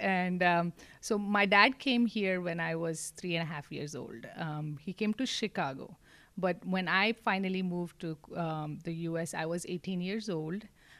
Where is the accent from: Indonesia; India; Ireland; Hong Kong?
India; Mumbai, Maharashtra; moved away as an adult; also born or lived in Mangalore, India; now in Corpus Christi, United States; So Mangalore is where we are originally from. Okay. But I was raised in Mumbai.